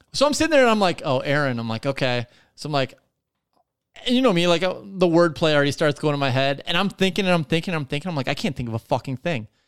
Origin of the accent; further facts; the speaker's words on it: Detroit, Michigan, United States; we're from Detroit